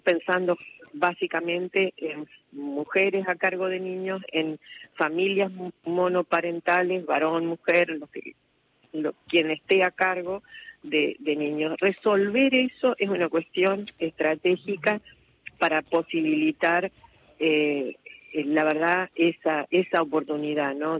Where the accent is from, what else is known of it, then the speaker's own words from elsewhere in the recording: Argentina; nosotros como argentinos argentinos